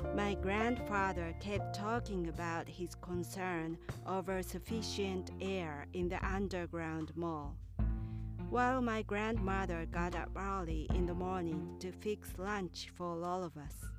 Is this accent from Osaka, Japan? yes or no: no; Kyoto, Japan; grew up in a small town in Kyoto. My hometown was so small and rural